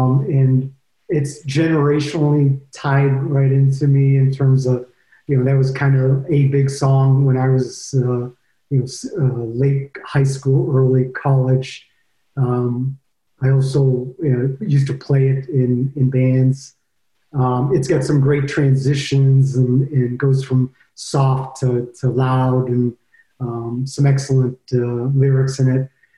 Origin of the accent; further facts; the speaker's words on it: Ohio, United States; also born or lived in Boston, Massachusetts / Michigan; I was born in Boston, Massachusetts. I went to high school in Ohio, and then I moved to Michigan.